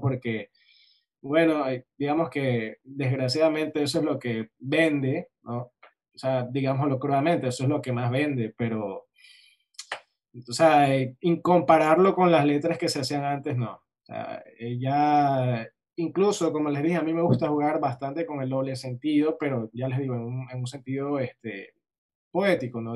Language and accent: Spanish; Guayaquil, Guayas, Ecuador; Guayaquil es mi ciudad natal